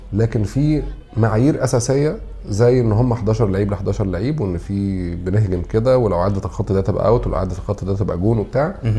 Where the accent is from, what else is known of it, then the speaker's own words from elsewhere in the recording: Egypt; عندنا في مصر